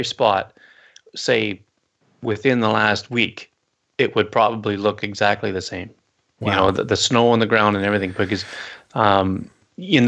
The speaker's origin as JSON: {"language": "English", "town": "Owen Sound", "region": "Ontario", "country": "Canada", "tie": "born or raised there", "said": "my hometown of Owen Sound"}